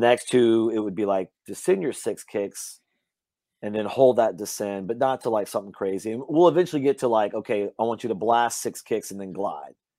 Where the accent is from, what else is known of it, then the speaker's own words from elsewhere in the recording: Louisiana, United States; moved away; I grew up hunting in Louisiana